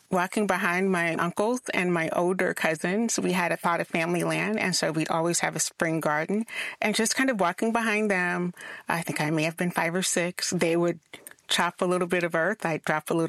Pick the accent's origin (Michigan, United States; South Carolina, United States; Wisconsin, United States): South Carolina, United States; I'm from South Carolina.